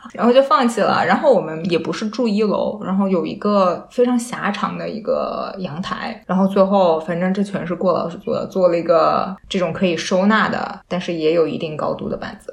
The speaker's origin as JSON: {"language": "Chinese", "town": "Wuhan", "region": "Hubei", "country": "China", "moved": "as an adult", "lives_now": "Australia", "said": "作为一个武汉人"}